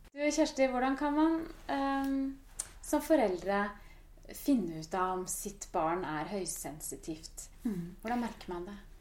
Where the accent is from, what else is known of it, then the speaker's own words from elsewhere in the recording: Norway; som nordmenn